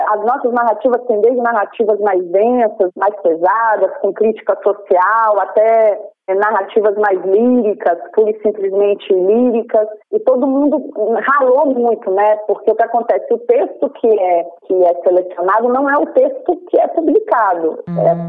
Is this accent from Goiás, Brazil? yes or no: no; interior of Bahia, Brazil; now in Rio de Janeiro, Brazil; Eu sou uma pessoa que, que vim do interior da Bahia, então eu morei no interior da Bahia na década de 80, 90